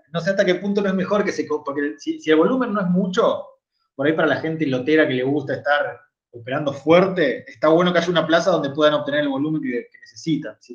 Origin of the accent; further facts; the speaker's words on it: Santa Fe, Argentina; yo soy de Santa